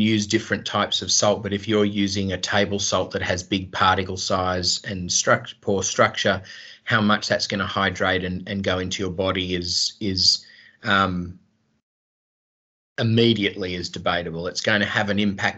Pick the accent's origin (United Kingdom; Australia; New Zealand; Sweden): Australia; I grew up in Australia